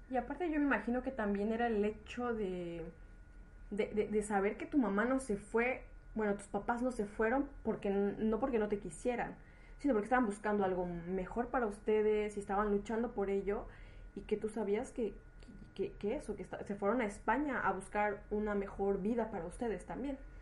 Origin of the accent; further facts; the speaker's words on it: Mexico; moved away; soy una mexicana en el extranjero